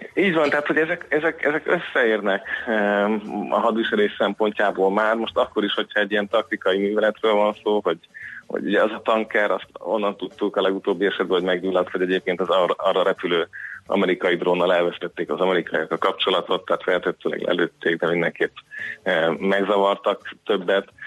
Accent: Hungary; számomra magyarként, magyar állampolgárként

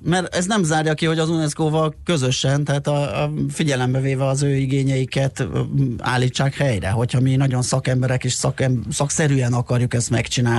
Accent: Budapest, Hungary; autózok a rakparton, és érdekes, hogy ott nőttem föl

